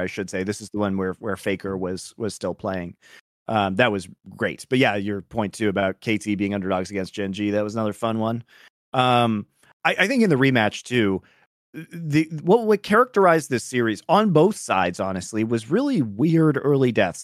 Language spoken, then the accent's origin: English; United States; I'm American